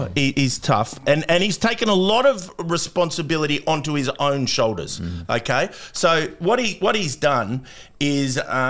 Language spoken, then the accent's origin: English; Perth, Western Australia, Australia; moved away; also born or lived in Sydney; he didn't obviously know that I was actually from Perth.